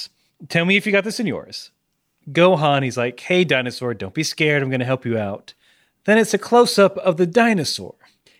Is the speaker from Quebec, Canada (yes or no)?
yes; Montreal, Quebec, Canada; Sorry, I'm from Quebec.